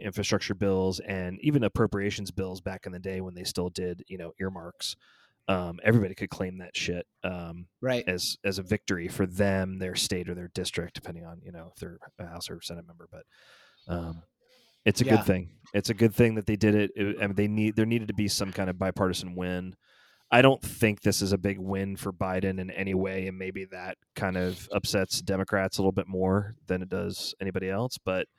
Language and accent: English; Atlanta, Georgia, United States; He does go to the church that I grew up in Atlanta.